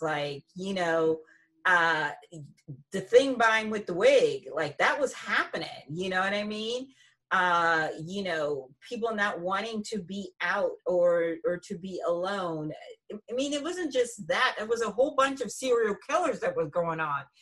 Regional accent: Lawrenceville, New Jersey, United States; also born or lived in Princeton; I grew up in Lawrenceville

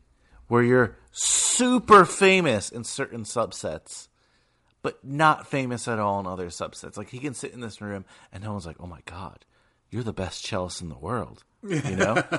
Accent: New York, United States; And I was born in New York.

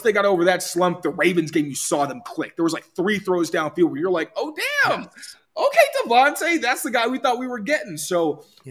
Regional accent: Chicago, Illinois, United States; moved away; I'm originally from Chicago

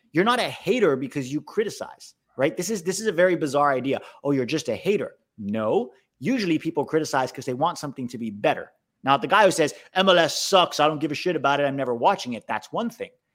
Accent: United States; as an American fan

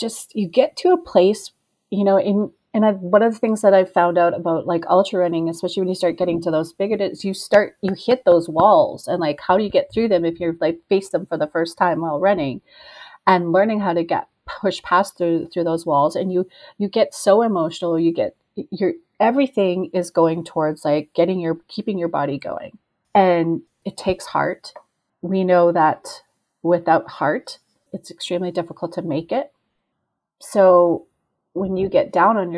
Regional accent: Peace River, Alberta, Canada; now in Edmonton, Canada; my hometown in Peace River

